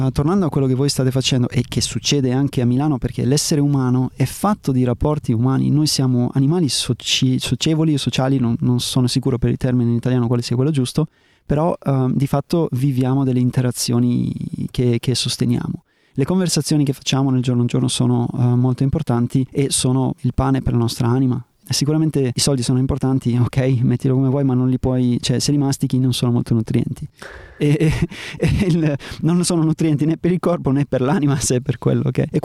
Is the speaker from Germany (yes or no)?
yes; Germany; also born or lived in South America / North America / Australia; ho vissuto in America, ho vissuto in Sud America, in Nord America, ho vissuto in Australia o sono cresciuto in Germania.